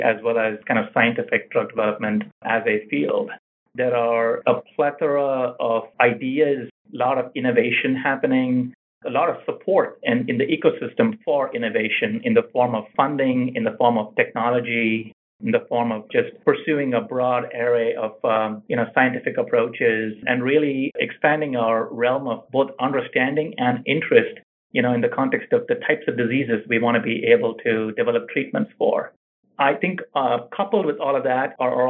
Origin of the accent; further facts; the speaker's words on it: India; moved away as an adult; also born or lived in Pittsburgh, Pennsylvania / New Jersey; now in California, United States; So I grew up in India, finished my high school and my undergraduate in pharmacy there, and then I moved to the United States.